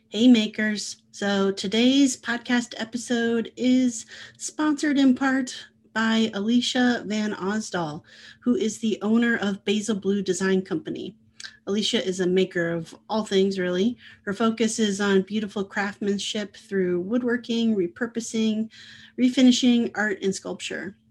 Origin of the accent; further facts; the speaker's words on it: Midwest, United States; also born or lived in Oceanside, California; now in Iowa, United States; I grew up in the Midwest